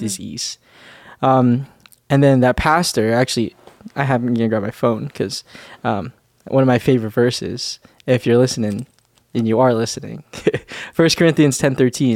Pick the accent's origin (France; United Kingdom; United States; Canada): Canada; Winnipeg, Manitoba; moved away as an adult; I'm from Winnipeg, uh, Winnipeg, Manitoba